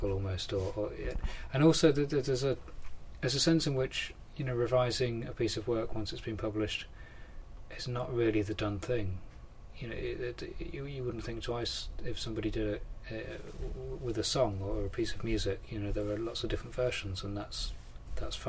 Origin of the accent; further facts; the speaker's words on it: Thetford, East of England, United Kingdom; I was growing up in Thetford, in South Norfolk